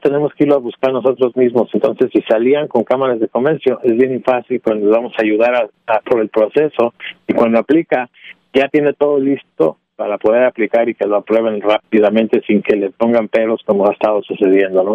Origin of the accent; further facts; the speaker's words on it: Mexico; also born or lived in Illinois; Como mexicano, como mexicano y latino